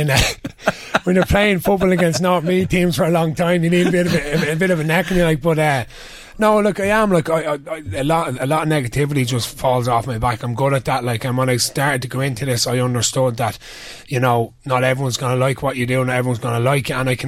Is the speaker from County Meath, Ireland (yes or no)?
yes; Ashbourne, County Meath, Ireland; being in Ashburn, proud Ashburn man